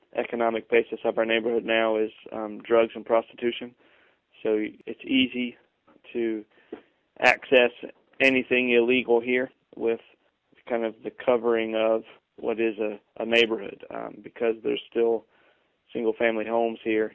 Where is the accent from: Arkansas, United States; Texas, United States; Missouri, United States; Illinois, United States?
Arkansas, United States; moved away; also born or lived in Lakeland; I'm from Arkansas originally